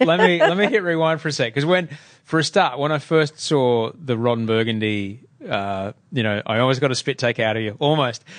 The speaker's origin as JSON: {"language": "English", "town": "Brisbane", "region": "Queensland", "country": "Australia", "tie": "born or raised there", "also_born_or_lived": "Adelaide", "said": "when we first moved to Brisbane when we were kids, from Adelaide"}